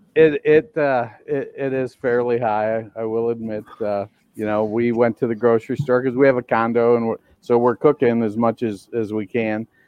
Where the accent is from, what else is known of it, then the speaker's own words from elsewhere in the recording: Michigan, United States; now in Hawaii, United States; growing up in Michigan on a dirt road